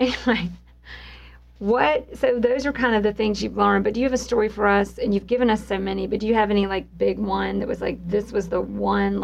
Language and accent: English; the South, United States; we're both from the South